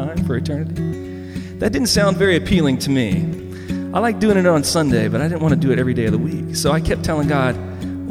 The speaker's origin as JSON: {"language": "English", "region": "the South", "country": "United States", "tie": "born or raised there", "said": "I grew up in the South"}